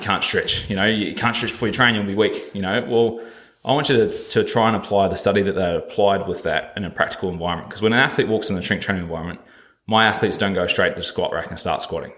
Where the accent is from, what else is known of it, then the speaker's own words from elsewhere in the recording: New Zealand; moved away as an adult; I come over here from New Zealand at about 19, yeah, about 19 years old